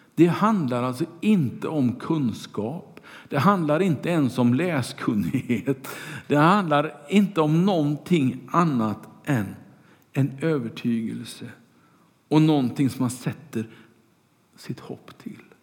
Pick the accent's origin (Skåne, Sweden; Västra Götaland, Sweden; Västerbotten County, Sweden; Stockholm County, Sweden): Västra Götaland, Sweden; Kungälv; När jag var liten och cyklade omkring på gatorna hemma i Kungälv